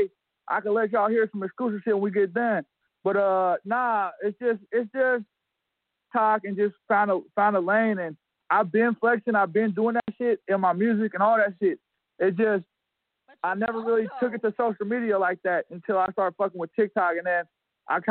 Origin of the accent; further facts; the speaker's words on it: Berkeley, California, United States; We get it popping off in Berkeley, though. Berkeley, California